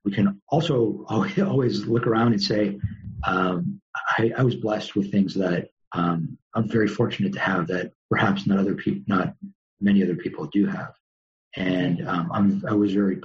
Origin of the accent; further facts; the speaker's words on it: Los Angeles, California, United States; also born or lived in New York; I grew up in a suburb of LA called Tarzana, and had a great childhood